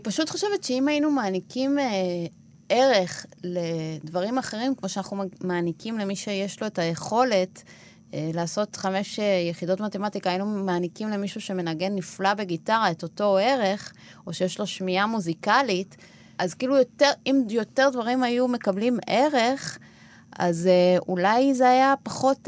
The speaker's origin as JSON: {"language": "Hebrew", "country": "Argentina", "second_language": "Hebrew", "moved": "yes", "lives_now": "Israel", "said": "אני מארגנטינה"}